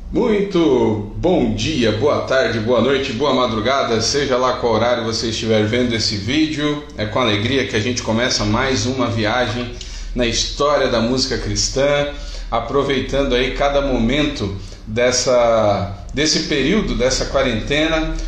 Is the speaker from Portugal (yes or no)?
no; São Paulo, Brazil; moved away; also born or lived in Piauí / Maranhão; eu sou de São Paulo